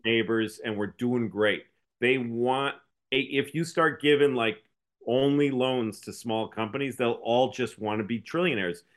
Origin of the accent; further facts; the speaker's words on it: New England, United States; I grew up in New England, which is a donut place because it's cold